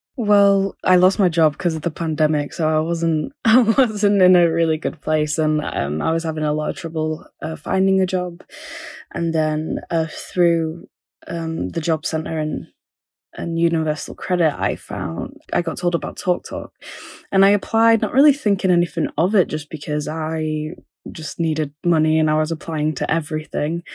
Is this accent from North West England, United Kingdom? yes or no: yes; Manchester, North West England, United Kingdom; moved away as an adult; also born or lived in London; I'm from Manchester, but I went to London for, um, for university.